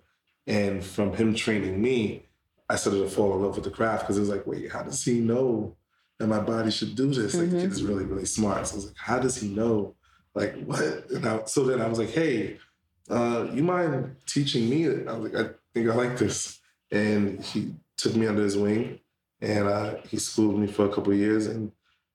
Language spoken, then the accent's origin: English; New York City, New York, United States; also born or lived in Brownsville, Brooklyn / Pennsylvania; now in Queens, New York, United States; Canarsie, Brooklyn for the majority of my life. We started off in like Brownsville. Then we moved to Canarsie